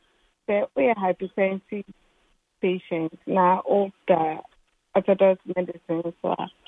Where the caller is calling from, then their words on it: Tema, Greater Accra, Ghana; I'm calling from Tema.